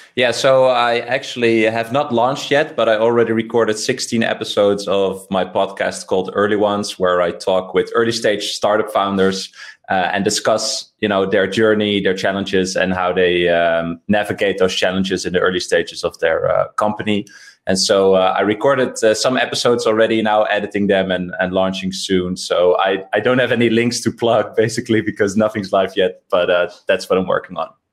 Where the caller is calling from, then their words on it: Amsterdam, North Holland, Netherlands; I'm calling from Amsterdam.